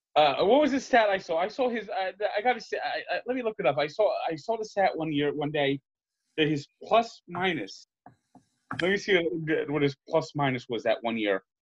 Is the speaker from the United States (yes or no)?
yes; New Jersey, United States; I'm from New Jersey.